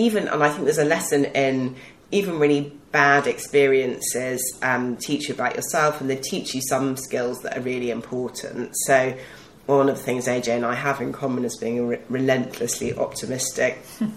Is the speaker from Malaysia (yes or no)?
no; Yorkshire and the Humber, United Kingdom; So I'm also from Yorkshire, not that you would guess it quite as much from my accent as my business partners. And I grew up in a different sort of family, a Jewish immigrant family that was very entrepreneurial